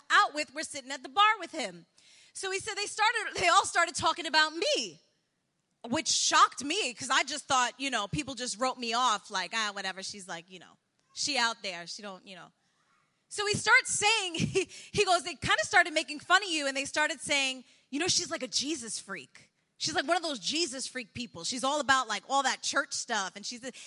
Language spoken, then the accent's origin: English; New York City, New York, United States; also born or lived in Colombia; now in Bronx, New York, United States; I grew up in Douglaston